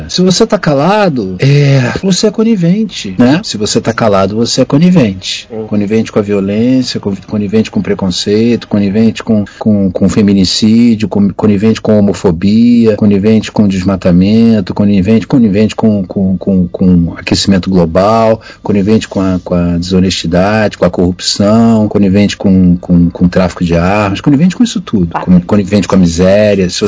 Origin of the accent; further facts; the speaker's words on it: Rio de Janeiro, Brazil; eu fui criado em Botafogo.